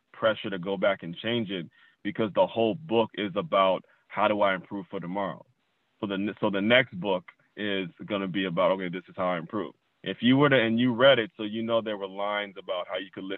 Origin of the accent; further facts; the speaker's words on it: Trinidad & Tobago; now in South Florida, United States; I'm from Trinidad. My family's from Trinidad.